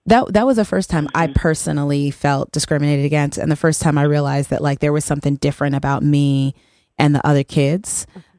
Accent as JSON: {"language": "English", "town": "El Paso", "region": "Texas", "country": "United States", "tie": "born or raised there", "said": "I'm from El Paso, Texas, um, which is a um, majority um, Mexican community, and um, there's a very tiny number of black people there when I was growing up."}